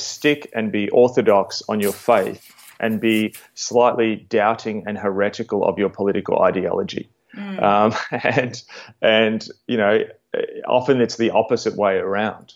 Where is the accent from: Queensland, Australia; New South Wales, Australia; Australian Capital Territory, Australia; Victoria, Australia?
Victoria, Australia; Melbourne; as an Australian evangelical